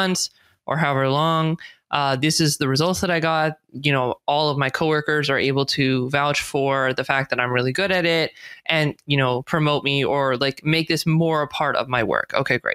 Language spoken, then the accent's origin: English; California, United States; accent: American; I speak with an American accent. I was born and raised in California, so I'm a U.S. citizen.